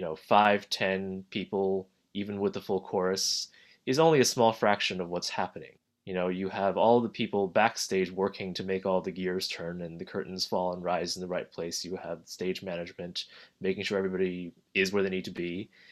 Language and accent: English; New Jersey, United States; I grew up in New Jersey.